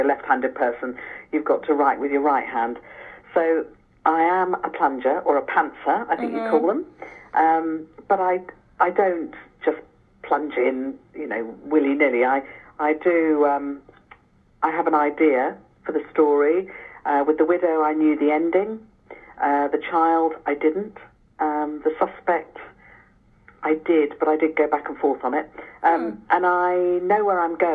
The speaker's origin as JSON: {"language": "English", "region": "England", "country": "United Kingdom", "said": "I'm English"}